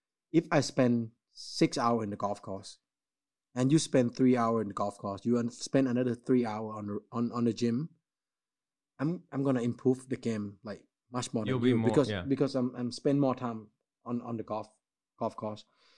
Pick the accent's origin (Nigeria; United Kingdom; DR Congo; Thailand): Thailand; English is a second language; Because I seen McDonald's when I growing up in Thailand.